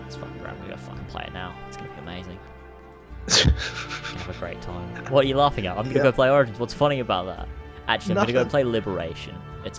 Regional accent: Australia; accent: Australian; Someone said to if I should do a video just speaking my Australian accent.

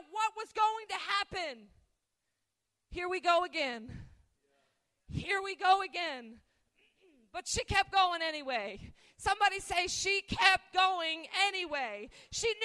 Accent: Albany, New York, United States; moved away; I'm originally from Albany, New York

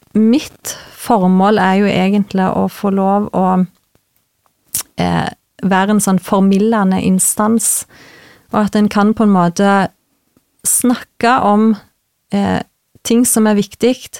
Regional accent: Vigrestad, Rogaland, Norway; moved away as an adult; now in Trøndelag, Norway; Jeg er ifra Jæren, mhm. ifra Vigrestad. Mm. født og oppvokst

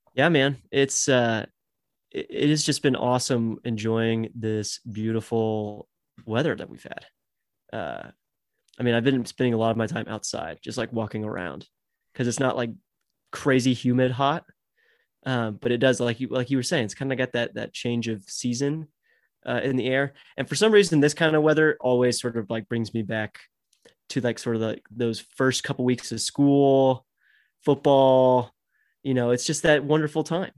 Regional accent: Texas, United States; growing up in Texas

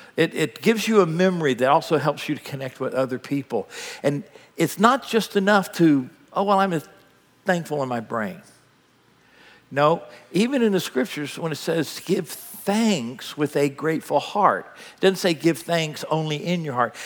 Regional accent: United States; I'm an American

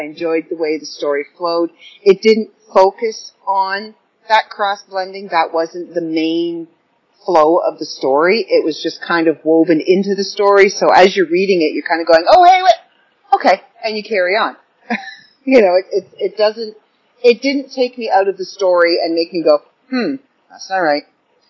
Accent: Ireland; I'm Irish, so I follow a lot of the old folklore, and I know a lot of the old folklore

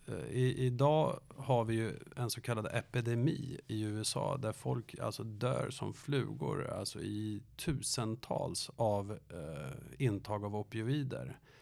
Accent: Danderyd, Stockholm County, Sweden; Jag är från Danderyd

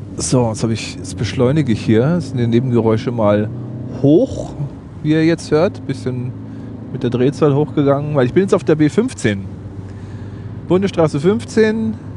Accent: Bad Aibling, Bavaria, Germany; Ich lebe in Bad Aibling im schönen Oberbayern.

